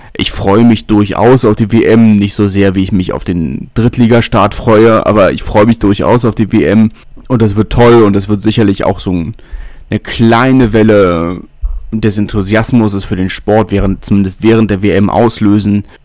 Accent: Berlin, Germany; ich bin Berliner

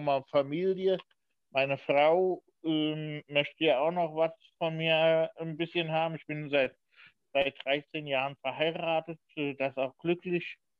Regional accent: Diez, Rhineland-Palatinate, Germany; also born or lived in Bad Ems; in Dietz, da wo ich geboren worden bin. Ich Bin ja ein gebürtiger Dietzer

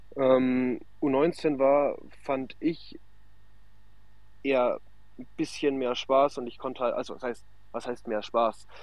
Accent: near Nuremberg, Bavaria, Germany; ich komme aus der Nähe von Nürnberg

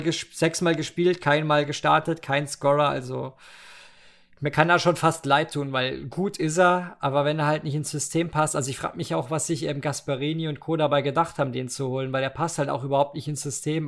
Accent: Germany; ich eine deutsche Kartoffel bin

